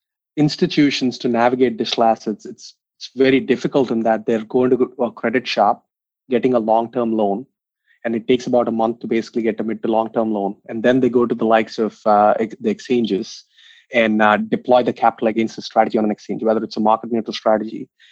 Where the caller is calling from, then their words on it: San Francisco, California, United States; Calling in from San Francisco